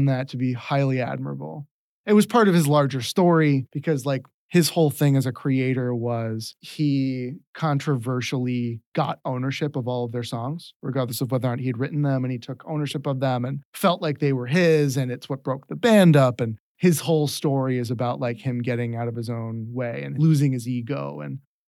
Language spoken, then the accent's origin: English; the East, East Coast, United States; now in Seattle, United States; growing up in the East